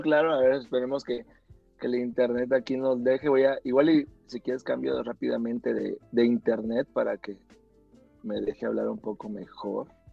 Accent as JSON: {"language": "Spanish", "town": "Acapulco", "region": "Guerrero", "country": "Mexico", "said": "soy de Acapulco"}